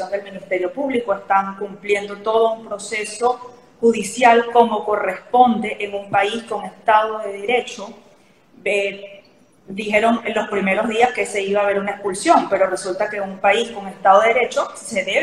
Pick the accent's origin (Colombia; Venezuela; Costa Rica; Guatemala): Venezuela; moved away as an adult; now in Chile; los migrantes venezolanos, así como yo.